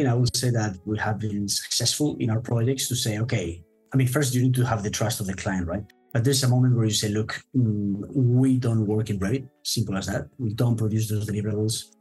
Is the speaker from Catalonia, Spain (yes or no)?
no; Madrid, Community of Madrid, Spain; moved away as an adult; also born or lived in United Kingdom; now in Hong Kong, China; my hometown, which is Madrid in Spain. I'm actually now currently living in Hong Kong.